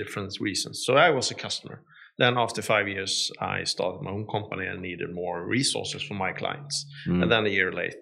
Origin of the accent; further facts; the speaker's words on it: southern Sweden, Sweden; moved away as an adult; also born or lived in Stockholm, Sweden / Poland; South of Sweden. I lived in Stockholm for like 20 years and then in Poland for 5 and moved here for a year ago